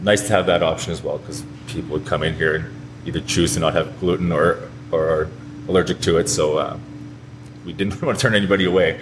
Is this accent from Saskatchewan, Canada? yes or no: yes; St. Walburg, Saskatchewan, Canada; grew up in St. Walburg, Saskatchewan, so only about an hour from here.